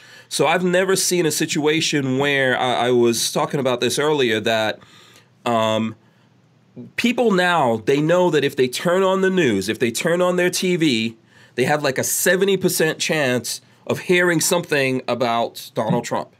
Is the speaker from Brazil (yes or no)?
no; Guyana; born there; also born or lived in Nigeria; I lived in Nigeria, so I've lived, and I was born in Guyana